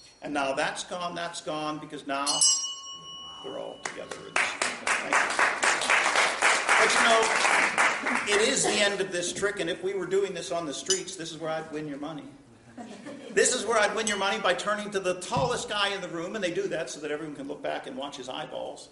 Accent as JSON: {"language": "English", "town": "Pittsburgh", "region": "Pennsylvania", "country": "United States", "tie": "born or raised there", "said": "I am from Pittsburgh. And in Pittsburgh, of course, when I was a kid, I learned how to do this trick"}